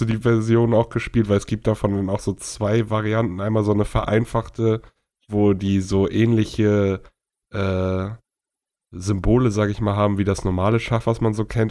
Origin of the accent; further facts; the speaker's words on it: Bad Oldesloe, Schleswig-Holstein, Germany; wir kommen halt alle aus Bad Oldesloe und Umgebung, so ein Nachbardorf